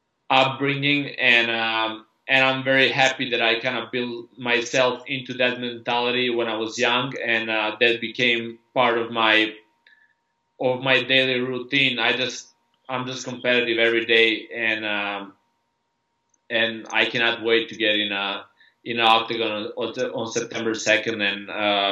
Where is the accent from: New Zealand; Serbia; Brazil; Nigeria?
Serbia; I just grew up in Serbia, or I was born and raised in Yugoslavia before the war